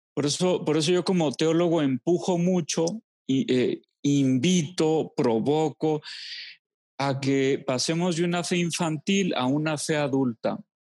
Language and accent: Spanish; Los Altos de Jalisco, Mexico; moved away; also born or lived in Monterrey / Durango; volví a mis queridísimos Saltos de Jalisco después de, después de 20 años de haberme ido. Eh, fue, bello reencontrarme con mi mamá